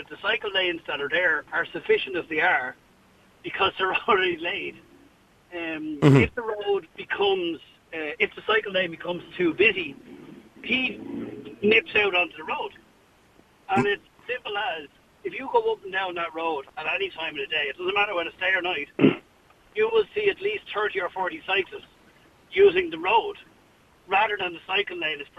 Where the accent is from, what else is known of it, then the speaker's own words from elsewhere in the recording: Dublin, Leinster, Ireland; I'm from Clontarf, and I commute quite regularly from Clontarf into the city centre.